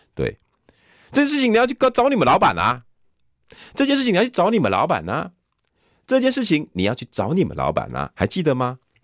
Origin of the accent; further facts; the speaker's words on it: Taiwan; 我们台湾人不能败，我们台湾这是我们的家，这是我们的地方。